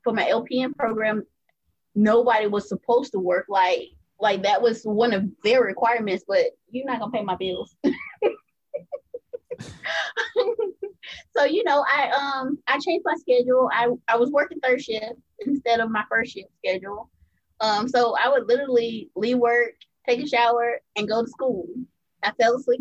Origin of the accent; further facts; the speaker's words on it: Greenville, South Carolina, United States; also born or lived in Melbourne, Florida / California; I've been in Greenville, South Carolina most of my life. That's where my mom's from, where her family's from. So I grew up being raised